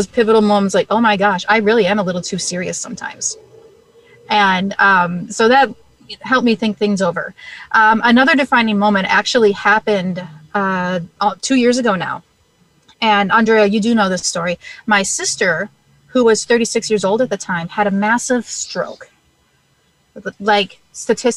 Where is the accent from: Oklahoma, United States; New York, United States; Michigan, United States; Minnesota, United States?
Minnesota, United States; I am born and bred and raised in Minnesota. So we live just outside St. Paul, Minnesota